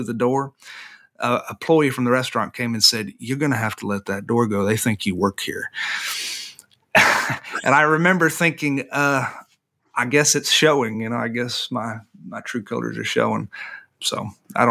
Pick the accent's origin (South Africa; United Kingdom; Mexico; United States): United States; the South; growing up in this part of the world